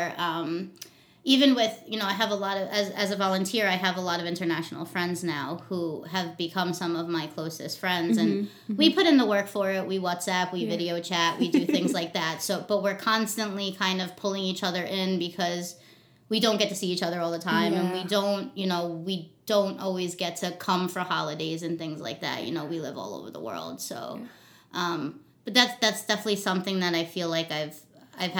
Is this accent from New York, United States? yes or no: yes; Long Island, New York, United States; moved away as an adult; now in Hawaii, United States; I was born in New York, originally from Long Island, New York. But I've been in Hawaii August 15th, I actually believe it was 10 years since I moved here. So this is definitely my home, but I'm definitely New York bred